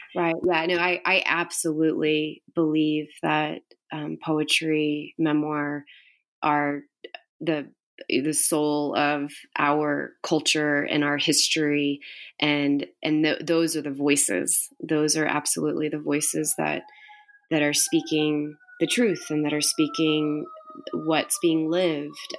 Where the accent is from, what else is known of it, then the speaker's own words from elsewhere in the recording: Houston, Texas, United States; I grew up in Houston